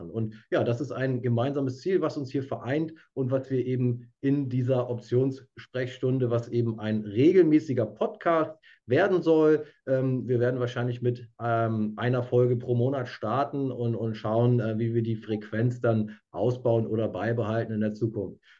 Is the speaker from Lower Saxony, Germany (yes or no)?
yes; Lower Saxony, Germany; now in Hamburg, Germany; Ja, ich komme ursprünglich aus der Lüneburger Heide, lebe ähm, seit vielen Jahren in, in Hamburg